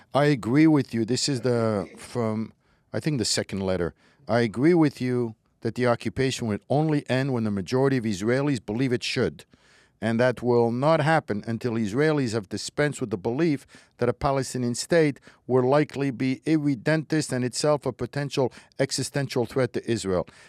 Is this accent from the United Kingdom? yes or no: no; Morocco; moved away; I was born in Morocco, was raised in Morocco